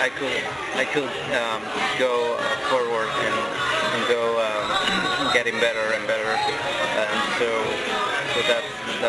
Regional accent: Mexico; I come from Mexico

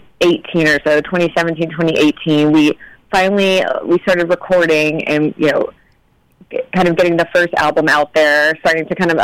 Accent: Louisiana, United States; now in California, United States; I am from Louisiana

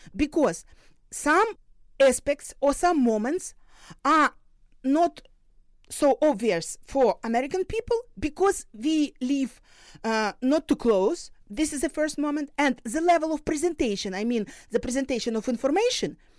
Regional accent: Luhansk Oblast, Ukraine; moved away; also born or lived in Dnipro, Ukraine; I was born in Luhansk region, so this is my motherland

